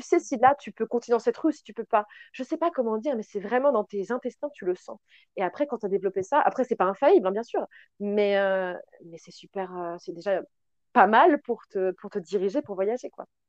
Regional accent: France; on est française

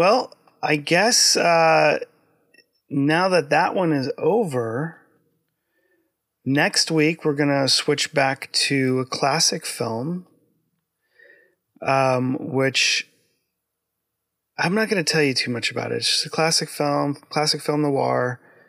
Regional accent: United States; I'm American

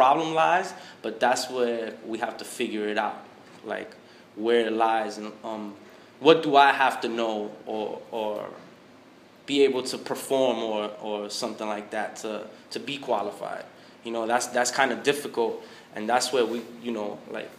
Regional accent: New York City, New York, United States; I'm from New York

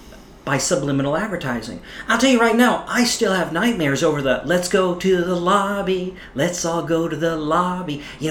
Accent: New Jersey, United States; growing up as a kid in New Jersey

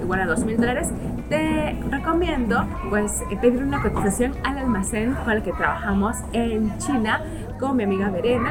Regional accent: Peru; yo soy de Perú

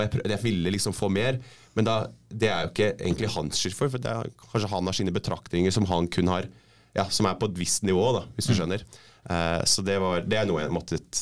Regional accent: Norway; moved away as an adult; also born or lived in West London / Scotland / New Zealand; now in London, United Kingdom; den forhistorien vi har som nordmenn

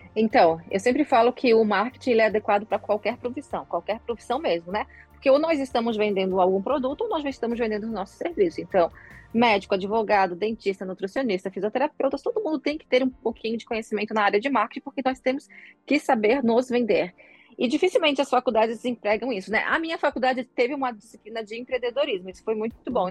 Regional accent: Florianópolis, Santa Catarina, Brazil; Sou de Floripa

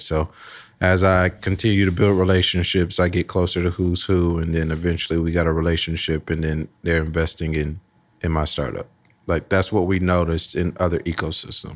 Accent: Columbus, Ohio, United States; grew up Southside, Columbus, uh, Lockbourne, Smith area. Went to Marion Franklin High School

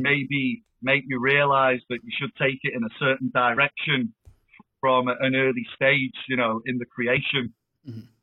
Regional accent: Blackpool, North West England, United Kingdom; moved away as an adult; now in Chester, United Kingdom; I'm from Blackpool originally

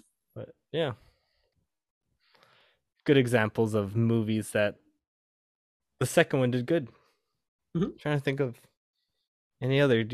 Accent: California, United States; because I'm a Californian.

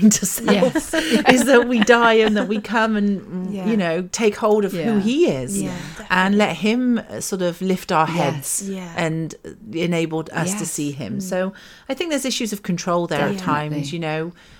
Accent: United Kingdom; we're British.

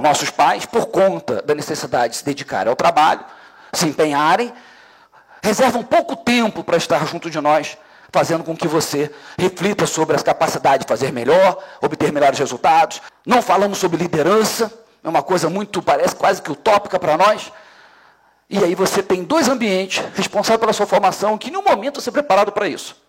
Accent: Brazil; nós somos brasileiros que escolhemos trabalhar numa atividade chamada segurança pública

